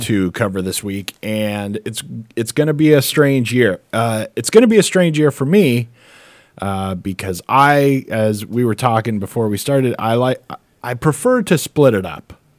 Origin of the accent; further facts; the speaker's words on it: United States; as an American